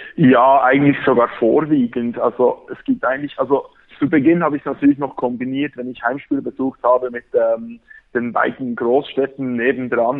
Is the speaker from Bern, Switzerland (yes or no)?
yes; Bern, Switzerland; accent: Berndeutsch; Ich komme aus Bern